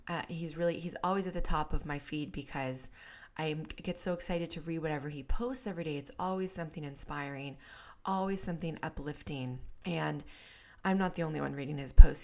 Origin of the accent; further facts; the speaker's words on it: San Diego, California, United States; my hometown in North County, San Diego